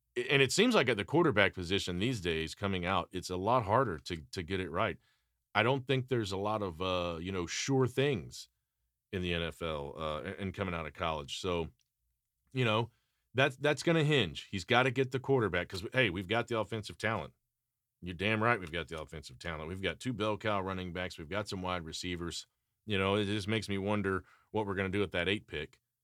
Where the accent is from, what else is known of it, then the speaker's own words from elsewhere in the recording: Atlanta, Georgia, United States; when I was a kid growing up in Atlanta